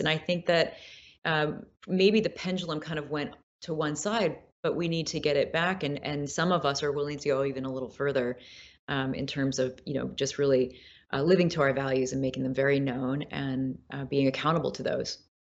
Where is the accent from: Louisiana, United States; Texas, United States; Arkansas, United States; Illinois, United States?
Illinois, United States; Peoria; I'm actually from Peoria, Illinois, so deeper Midwest